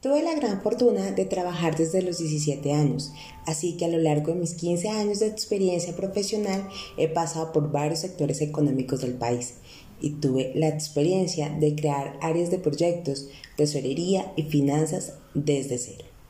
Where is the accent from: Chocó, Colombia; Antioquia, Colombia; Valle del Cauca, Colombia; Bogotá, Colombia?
Bogotá, Colombia; also born or lived in Neiva; nací en Neiva, pero casi toda mi vida he vivido en la hermosa ciudad de Bogotá